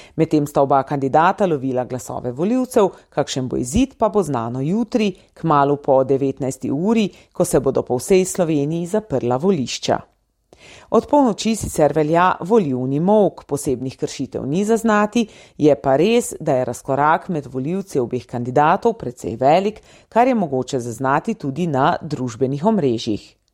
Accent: Slovenia; Slovenci smo

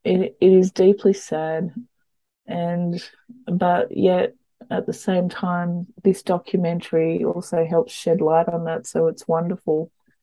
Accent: the Hawkesbury, New South Wales, Australia

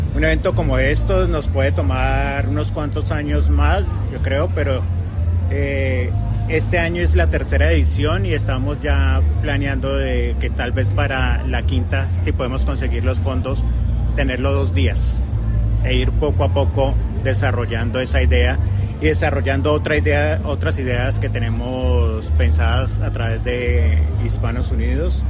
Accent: Colombia; now in Australia; yo soy colombiano

